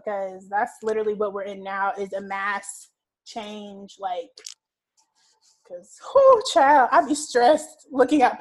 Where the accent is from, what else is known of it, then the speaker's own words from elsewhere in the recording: Georgia, United States; we're from Georgia